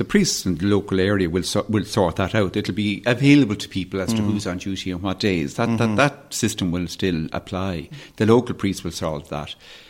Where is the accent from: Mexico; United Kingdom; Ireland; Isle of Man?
Ireland; Dublin, Leinster; also born or lived in West Kerry; example from West Kerry, where my parents are from, and where I suppose in many ways grew up, partly as I grew up in Dublin, but we spent a lot of time in West Kerry.